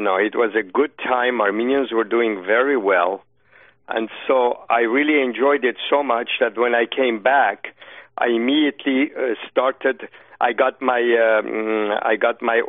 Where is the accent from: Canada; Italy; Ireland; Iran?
Iran; now in United States; I know Persian very well and I'm from Iran